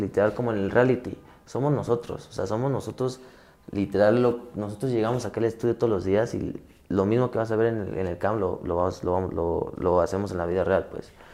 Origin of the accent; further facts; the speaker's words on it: Mexico City, Mexico; Yo soy de la Ciudad de México, yo nací en la Ciudad de México.